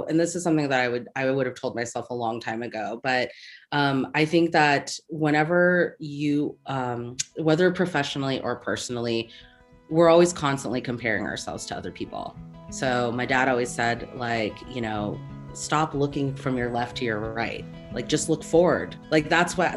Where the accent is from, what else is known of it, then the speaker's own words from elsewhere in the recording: Seattle, Washington, United States; I'm from Seattle